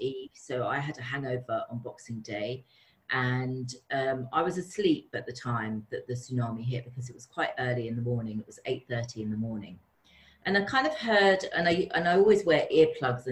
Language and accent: English; London, United Kingdom; And I'm from London, so I've always had this little bit of a disconnect living in London because it's such a busy city